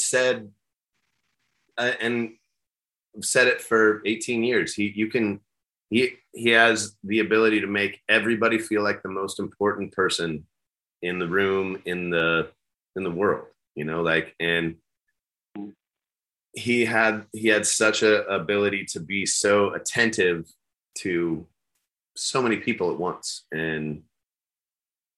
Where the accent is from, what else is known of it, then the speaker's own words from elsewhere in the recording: Phoenix, Arizona, United States; I grew up here in Phoenix